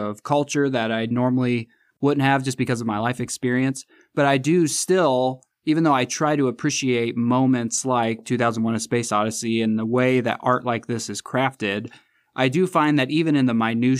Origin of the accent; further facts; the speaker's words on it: Indiana, United States; I'm from Central Indiana